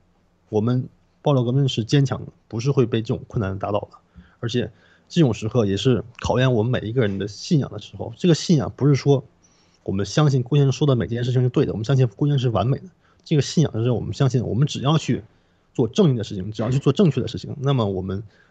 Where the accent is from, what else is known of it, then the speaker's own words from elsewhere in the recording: Canada; 但是其实对于我们加拿大人来说，那点寒冷其实算不上什么。